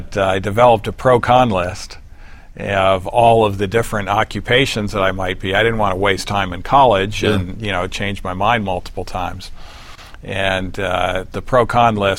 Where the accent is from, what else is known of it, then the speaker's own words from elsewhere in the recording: Detroit, Michigan, United States; I was raised just outside of Detroit, Michigan.